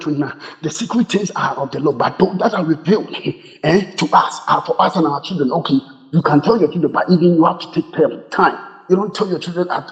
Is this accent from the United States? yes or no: no; Ghana; I'm a Ghanaian, those of us from Ghana